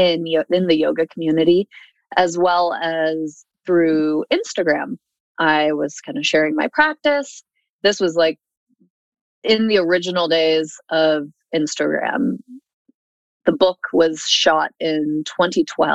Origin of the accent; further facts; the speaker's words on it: Seattle, Washington, United States; moved away as an adult; also born or lived in Los Angeles / Red Deer, Alberta; now in Alberta, Canada; I am originally from the United States, grew up in Seattle, and then lived about half of my adult life in Los Angeles